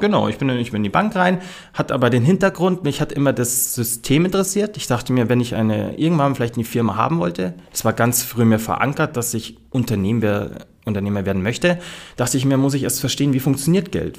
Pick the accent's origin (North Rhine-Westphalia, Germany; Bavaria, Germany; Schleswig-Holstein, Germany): Bavaria, Germany; Munich; ich bin so mit meinem Stiefpapa bei so einem Urbayer aufgewachsen